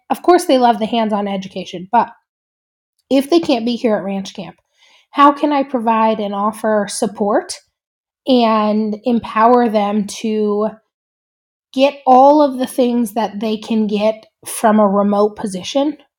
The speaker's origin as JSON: {"language": "English", "town": "Three Forks", "region": "Montana", "country": "United States", "tie": "born or raised there", "said": "I grew up in Three Forks, Montana"}